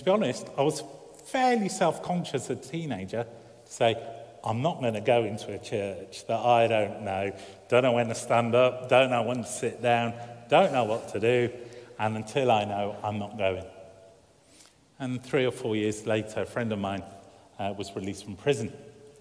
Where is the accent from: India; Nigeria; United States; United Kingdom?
United Kingdom; Birmingham, West Midlands; moved away; where I grew up in Birmingham